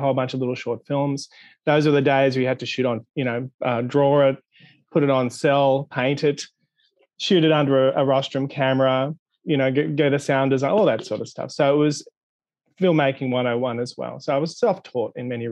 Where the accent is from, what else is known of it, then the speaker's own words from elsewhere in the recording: Sydney, New South Wales, Australia; I was born in Australia, in Sydney, Australia, and I did an undergraduate degree in the late 80s